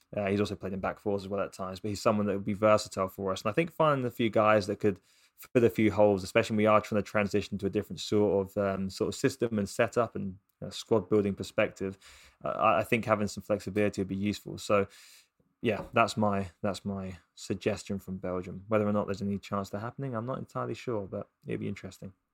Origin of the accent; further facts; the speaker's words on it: England, United Kingdom; as an English person